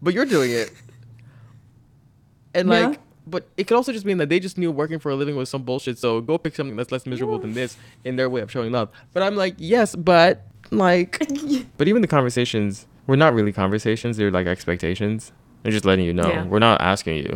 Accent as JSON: {"language": "English", "country": "Nigeria", "tie": "born or raised there", "moved": "yes", "said": "I grew up in Nigeria"}